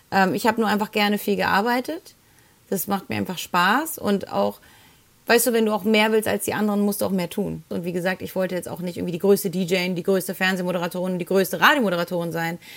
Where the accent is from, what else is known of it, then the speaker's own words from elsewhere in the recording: Heidelberg, Baden-Württemberg, Germany; ich komme ja aus Heidelberg oder habe hier viele Jahre schon gelebt, äh, meine Familie und die meisten Freunde von mir wohnen hier